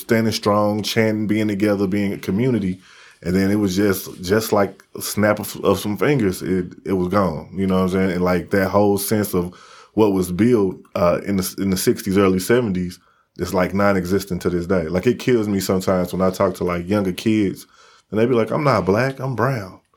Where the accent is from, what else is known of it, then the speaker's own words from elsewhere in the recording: Midwest, United States; I'm from the Midwest